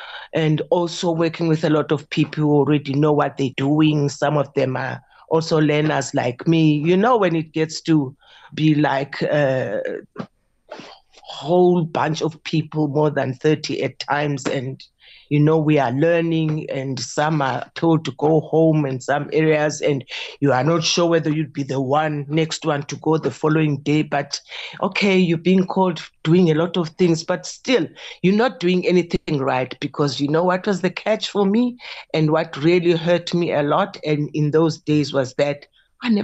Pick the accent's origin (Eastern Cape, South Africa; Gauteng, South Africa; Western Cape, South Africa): Eastern Cape, South Africa; Lusikisiki; moved away; I was from Lusikisiki